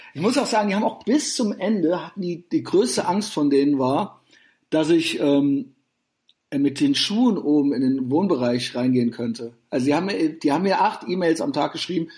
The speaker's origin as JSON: {"language": "German", "country": "Germany", "said": "als Deutscher"}